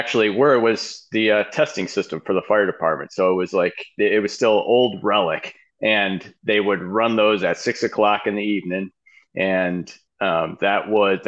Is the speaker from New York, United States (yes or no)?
yes; Grand Island, New York, United States; moved away as an adult; now in Phoenix, United States; I grew up in Buffalo, New York, a small town outside of Buffalo, actually called Grand Island, New York